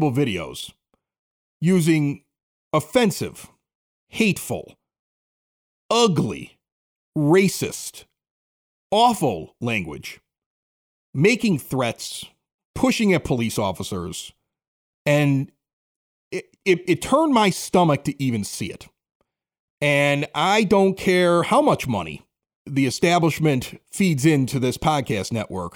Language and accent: English; Chicago, Illinois, United States; I grew up in Chicago, like 80th and Spalding.